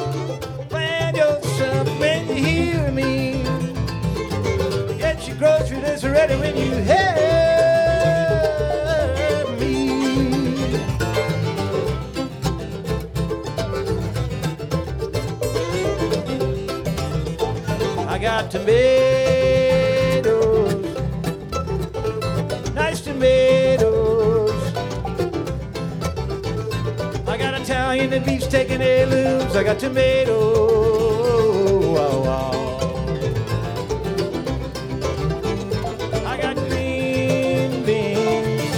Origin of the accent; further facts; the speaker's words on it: Wheeling, West Virginia, United States; I come from Wheeling up in the northern panhandle there